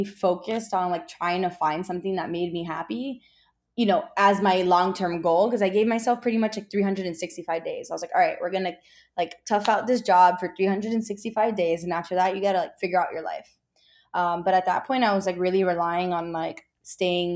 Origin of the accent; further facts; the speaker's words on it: Miami, Florida, United States; moved away as an adult; also born or lived in Orlando; now in Texas, United States; I'm from Florida, so I'm from Miami.